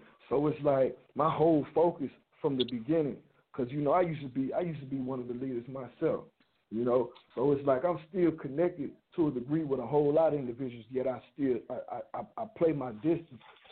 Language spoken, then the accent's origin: English; Chicago, Illinois, United States; me being an individual growing up in the West Side of Chicago